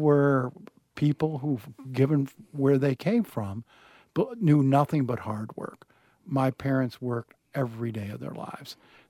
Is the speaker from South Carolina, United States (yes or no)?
no; Burkesville, Kentucky, United States; born there; I was born in Berksville, Kentucky, which is in the foothills of the Appalachians. No hospital. I was born in a doctor's office, taken home right away to the only way I can describe it is a three-room shack